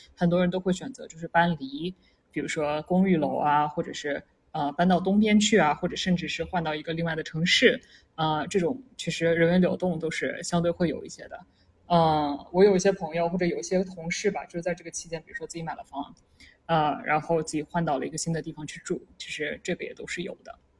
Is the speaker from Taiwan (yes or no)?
no; Jiangsu-Zhejiang-Shanghai area, China; moved away as an adult; also born or lived in Pittsburgh, United States / Silicon Valley, United States; now in Seattle, United States; 我一个从那个江浙沪过来的小孩儿